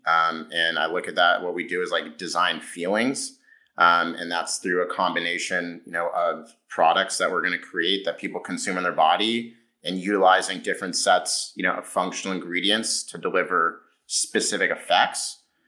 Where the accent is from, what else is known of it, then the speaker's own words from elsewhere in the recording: California, United States; I grew up in California